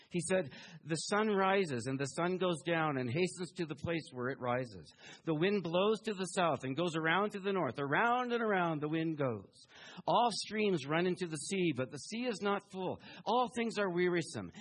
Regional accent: Taiwan; moved away; also born or lived in Houston, Texas; I was born in Taiwan

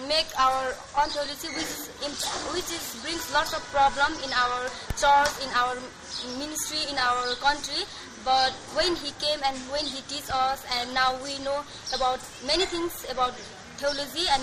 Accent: Nepal; I'm from Nepal, and I'm studying in Nepal Bible College

